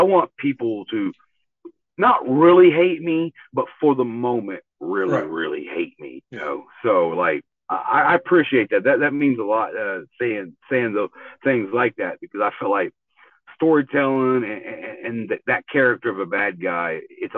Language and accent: English; Tulsa, Oklahoma, United States; I grew up here in Tulsa, Oklahoma